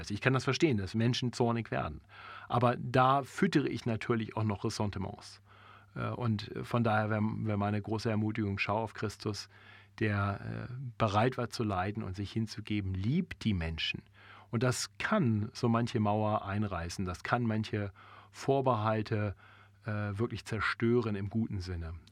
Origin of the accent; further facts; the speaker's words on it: Germany; born there; Ich bin in Deutschland geboren, so ist es, Punkt.